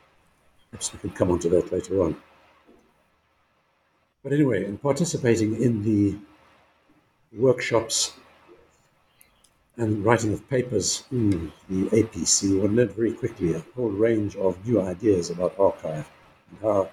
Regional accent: KwaZulu-Natal, South Africa; I grew up in Natal province, as it was then, in South Africa, now KwaZulu-Natal.

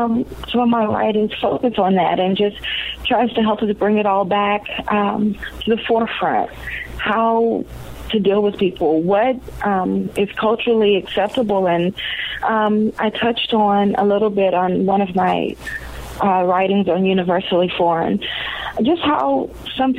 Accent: the South, United States; I'm growing up in the South, many African-Americans go to church

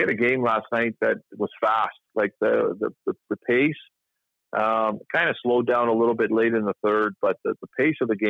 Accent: Toronto, Ontario, Canada; I grew up in Toronto in the 80s

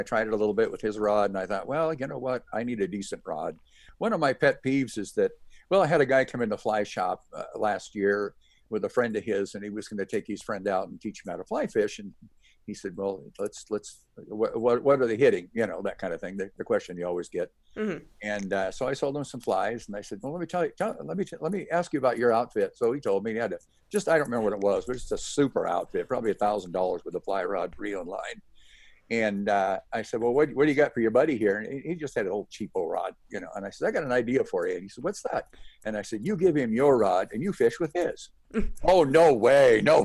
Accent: Seattle, Washington, United States; moved away; also born or lived in Snohomish, Washington; I grew up in Washington State and in North Seattle, basically, and then moved to a town called Snohomish, about 30 miles north of Seattle

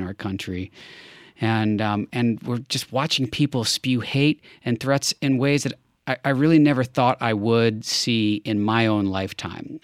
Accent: Los Angeles, California, United States; my hometown of Los Angeles

